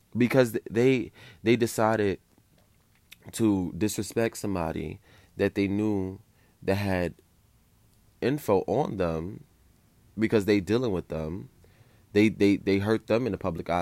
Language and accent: English; New York City, New York, United States; I grew up in New York City